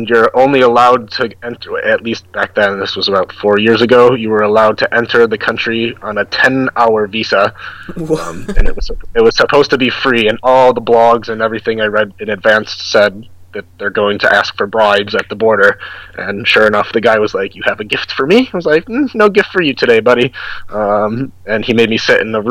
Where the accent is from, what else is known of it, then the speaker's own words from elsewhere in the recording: United States; moved away as an adult; now in South Korea; I'm American